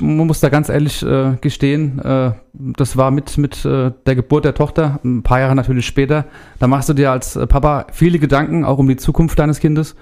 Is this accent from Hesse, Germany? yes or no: yes; Erlensee, Hesse, Germany; komme aus Erlensee